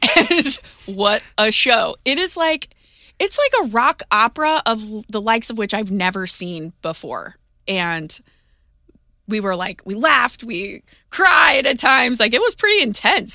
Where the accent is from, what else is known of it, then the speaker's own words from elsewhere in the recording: St. Louis, Missouri, United States; moved away as an adult; growing up in Saint Louis